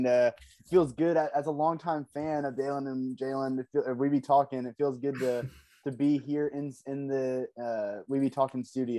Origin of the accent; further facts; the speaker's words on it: Cumming, Georgia, United States; moved away as an adult; also born or lived in Forsyth County, Georgia; now in Athens, United States; I'm from Cumming, Georgia, but that doesn't define me.